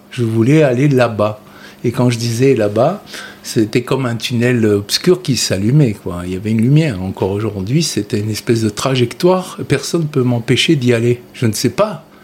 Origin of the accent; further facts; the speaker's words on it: Carthage, Tunis Governorate, Tunisia; moi, je suis né en 1957 d'un père sicilien et d'une mère auvergnate en Tunisie, à Tunis, et j'ai grandi à Carthage, près de Salambo.